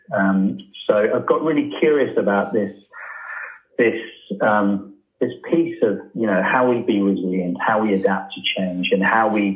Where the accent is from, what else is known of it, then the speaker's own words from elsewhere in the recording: United Kingdom; From the UK